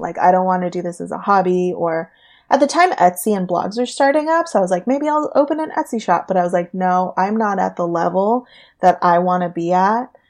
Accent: Orange County, California, United States; also born or lived in San Diego; now in Los Angeles, United States; I was born and raised in Orange County

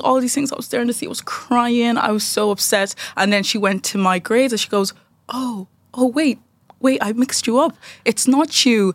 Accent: Dundalk, County Louth, Ireland; from Dundalk

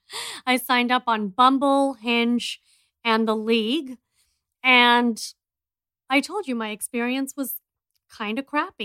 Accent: India; I'm an Indian entrepreneur and T V personality

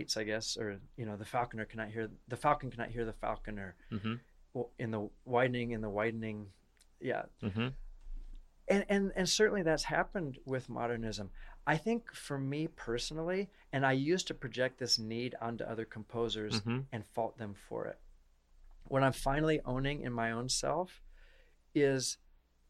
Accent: Iowa, United States; from Iowa. I'm from Iowa

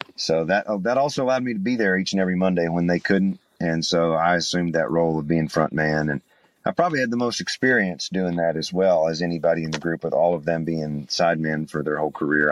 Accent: Chattanooga, Tennessee, United States; moved away as an adult; now in Nashville, United States; I'm from East Tennessee. I'm from Chattanooga, so not a very far drive, about 150 miles.

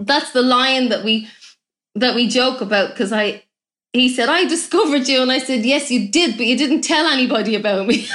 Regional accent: Ireland; I'm, I'm Irish

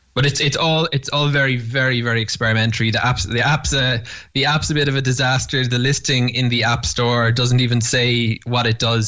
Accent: Cork, Munster, Ireland; moved away as an adult; now in Jerusalem, Israel; I grew up Jewish in Cork

